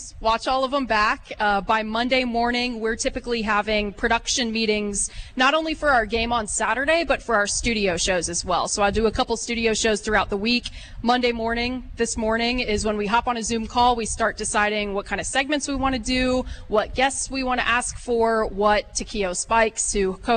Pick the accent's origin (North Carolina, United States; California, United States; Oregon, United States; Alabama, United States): North Carolina, United States; Charlotte; growing up in Charlotte, we were about 2.5 hours down the road from Blacksburg